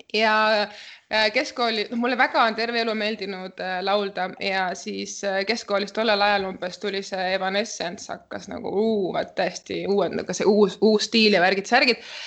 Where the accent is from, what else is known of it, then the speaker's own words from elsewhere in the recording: Central Estonia, Estonia; also born or lived in Sargvere, near Paide; ma olen pärit Kesk-Eestist ja Kesk-Eestis ma käisin põhikoolis